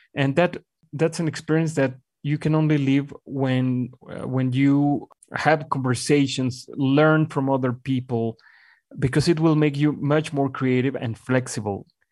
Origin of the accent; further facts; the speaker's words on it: Mexico; English is a second language; moved away as an adult; also born or lived in Colombia / Miami / Buenos Aires; returning to my home country